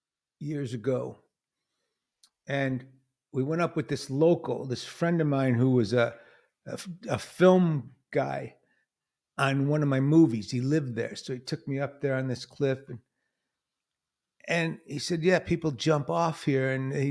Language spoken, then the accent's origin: English; Detroit, Michigan, United States; born or raised there